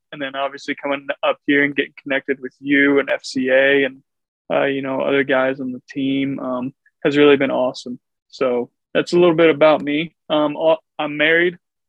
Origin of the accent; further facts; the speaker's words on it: Mount Vernon, Iowa, United States; also born or lived in Milwaukee / Chicago / St. Louis; Yeah, so initially I'm from Eastern Iowa, Mount Vernon, just outside of Cedar Rapids. I grew up kind of all over, though.